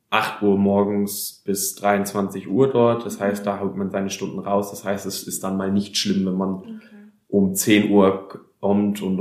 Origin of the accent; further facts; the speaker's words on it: Breisach, Baden-Württemberg, Germany; Ich komme aus Breisach und wir sitzen hier in unserem Jugendraum in Freiburg, im Jugendwerk Freiburg.